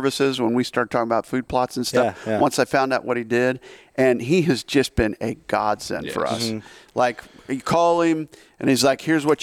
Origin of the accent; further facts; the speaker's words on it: Midwest, United States; we're lucky we're from the Midwest